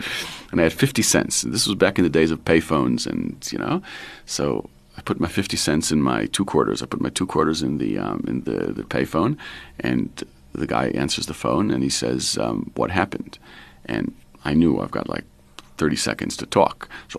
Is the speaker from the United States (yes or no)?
no; Israel; moved away; So I grew up in Israel, and my parents moved there when I was 19.